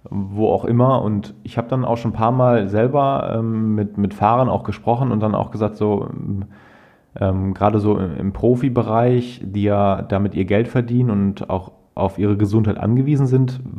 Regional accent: Krefeld, North Rhine-Westphalia, Germany; beim Nachtourkriterium in Krefeld, also mhm. in meiner eigentlichen Heimatstadt, wo ich groß geworden bin.

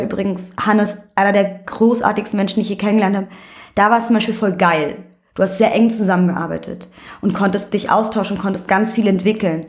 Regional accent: Berlin, Germany; also born or lived in Vienna, Austria; bin aber mit einem Jahr nach Berlin gekommen und für mich existiert dieses eine Jahr nicht, deswegen ich bin Berlinerin

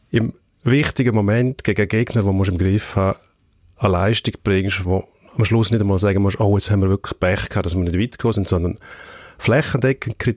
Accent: Switzerland; Und also man ist sich das nicht gewöhnt als Schweizer Nazi.

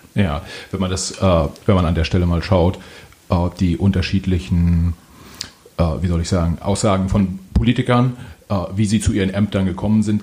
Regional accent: Mecklenburgische Seenplatte, Mecklenburg-Vorpommern, Germany; ich bin äh, selbst auch in Mecklenburg-Vorpommern aufgewachsen, Mecklenburgische Seenplatte

